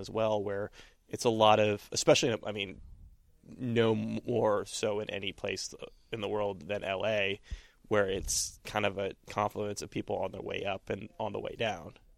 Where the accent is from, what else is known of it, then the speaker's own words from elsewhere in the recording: California, United States; now in New York, United States; I'm from California originally